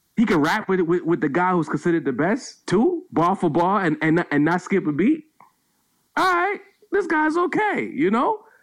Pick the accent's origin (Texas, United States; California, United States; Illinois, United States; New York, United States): New York, United States; New York City; I'm originally from Brownsville, fringe '90s area